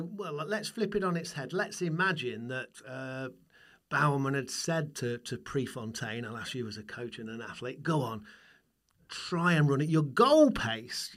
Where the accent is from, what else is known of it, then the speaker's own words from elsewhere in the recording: Burton upon Trent, West Midlands, United Kingdom; my hometown, where beer comes from, where Marmite comes from, where Burton Albion comes from. That is, of course, Burton on Trent